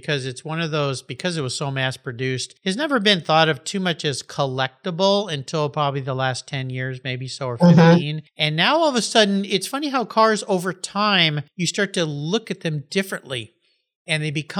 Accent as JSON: {"language": "English", "region": "Southern California", "country": "United States", "tie": "born or raised there", "said": "I was a California kid growing up in Southern California"}